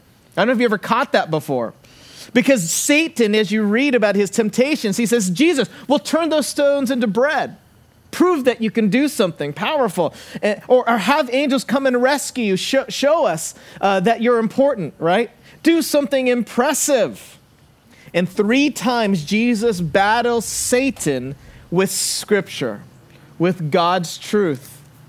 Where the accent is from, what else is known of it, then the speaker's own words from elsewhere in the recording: Santa Barbara, California, United States; I actually stop in my hometown of Santa Barbara, and I get the oil change.